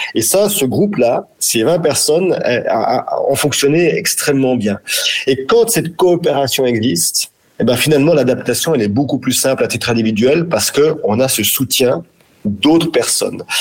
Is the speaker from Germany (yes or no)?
no; France; chez nous, en France, en Europe